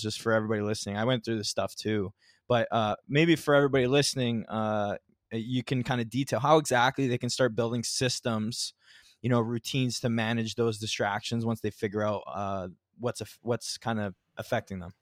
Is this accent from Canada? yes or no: yes; Ontario, Canada; I'm from Ontario too